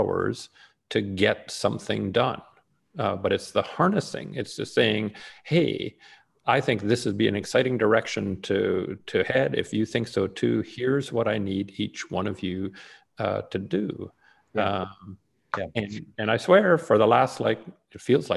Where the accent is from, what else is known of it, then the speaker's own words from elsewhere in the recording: Canada; now in United States; I may be Canadian by birth. I'm both an American and a Canadian citizen at this point.